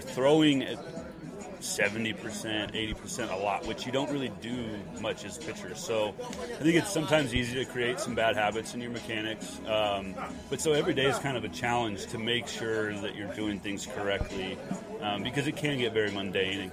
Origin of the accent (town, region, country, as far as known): Spokane, Washington, United States; born or raised there